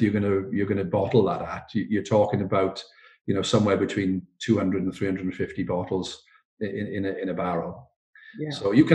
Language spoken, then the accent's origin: English; Port Talbot, Wales, United Kingdom; I'm from Port Talbot